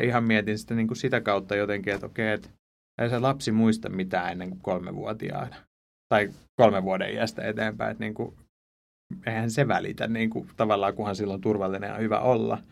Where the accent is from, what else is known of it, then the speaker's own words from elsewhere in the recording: Ypäjä, Tavastia Proper, Finland; Mä, mä oon tuolta Suomen hevospitäjästä, Ypäjältä, ihan niin luomutilallisen poika